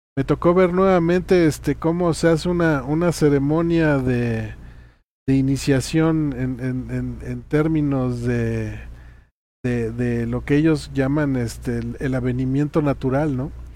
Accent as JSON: {"language": "Spanish", "region": "Chiapas", "country": "Mexico", "moved": "yes", "said": "allí en mi tierra, en Chiapas"}